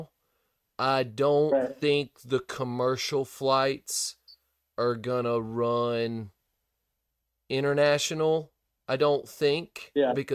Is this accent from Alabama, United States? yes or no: yes; Gulf Shores, Alabama, United States; my hometown